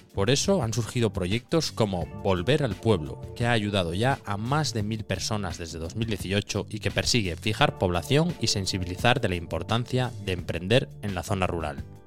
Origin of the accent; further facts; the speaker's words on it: Cerredo, Asturias, Spain; yo que soy de Cerredo, que es Cuenca Minera